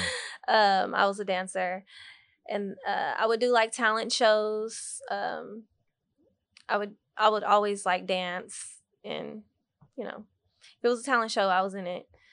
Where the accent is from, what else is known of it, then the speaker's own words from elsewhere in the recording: Dallas, Texas, United States; also born or lived in Waco, Texas; I was born in Waco, Texas. and I moved to Dallas when I was around three years old.